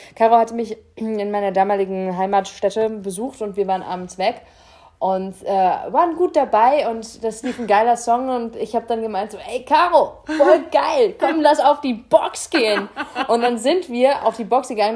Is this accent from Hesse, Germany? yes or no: no; Rhineland-Palatinate, Germany; ich bin ja Pfälzer